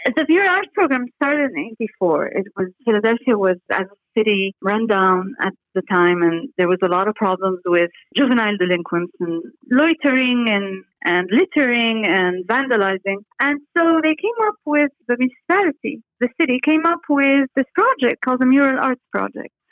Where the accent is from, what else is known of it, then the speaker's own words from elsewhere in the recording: Beirut, Beirut Governorate, Lebanon; moved away as an adult; also born or lived in Paris, France / United States; now in Dubai, United Arab Emirates; I was born in Beirut, Lebanon in 1968 and went to Paris to start an architecture school uh, when I was 18